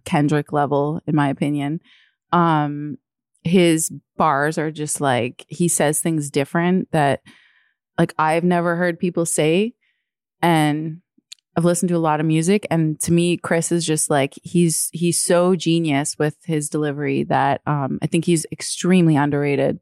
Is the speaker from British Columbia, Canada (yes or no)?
no; Toronto, Ontario, Canada; moved away as an adult; also born or lived in New York; now in Toronto, Canada; as a kid, like, I grew up here and I went to school here